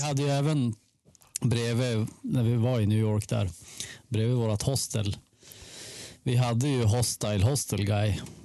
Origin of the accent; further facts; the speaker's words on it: Sweden; hemma i Sverige